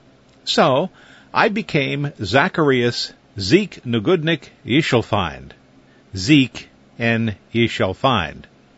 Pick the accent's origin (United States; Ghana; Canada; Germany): United States; New York City, New York; In 1945, when I was 6, they moved to New York City, and I grew up in the Lower East Side.